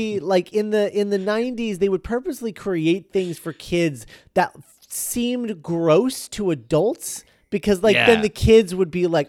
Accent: United States; But I remember growing up in the States, and there was like a blackjack's gum

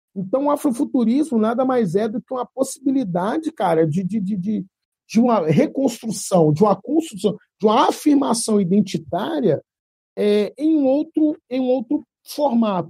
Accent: Belo Horizonte, Minas Gerais, Brazil; sou de Belzonte

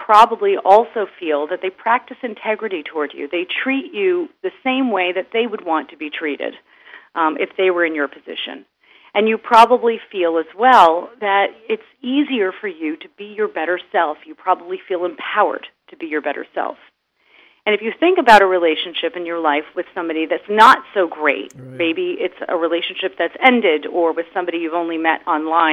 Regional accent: United States; now in Berlin, Germany; I'm originally American

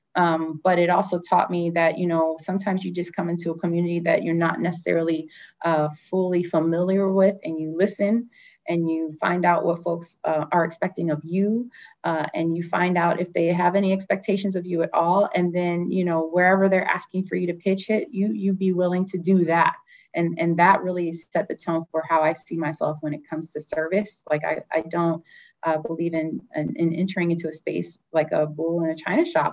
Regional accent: Detroit, Michigan, United States; moved away; I'm from Detroit

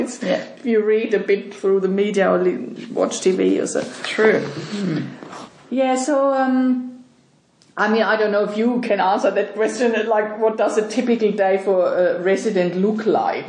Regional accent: Germany; moved away as an adult; now in Sydney, Australia; I'm from Germany

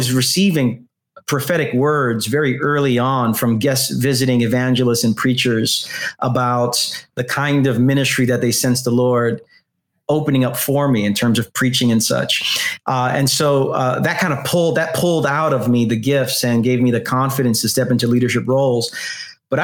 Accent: New York City, New York, United States; also born or lived in Queens, New York; I'm from Brooklyn, New York. I lived 34 years in Brooklyn and the past 7 years in Queens. So I'm as New York as you're going to get.

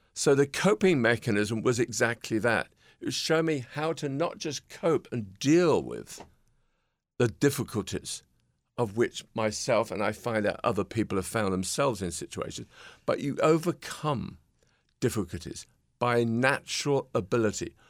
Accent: Peterborough, East of England, United Kingdom; standing in my front window in my hometown in Peterborough, England

